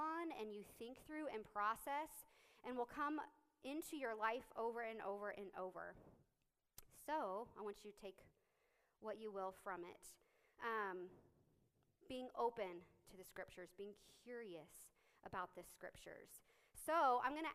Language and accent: English; Lindsborg, Kansas, United States; I grew up in Lindsberg, like 20 minutes away. Was there, went to church there, was raised there, went to K-State in 2007